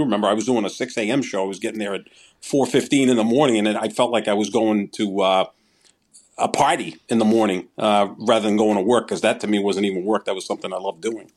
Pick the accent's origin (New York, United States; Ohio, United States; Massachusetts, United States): Massachusetts, United States; Somerville; Steve's, which was in Somerville, my hometown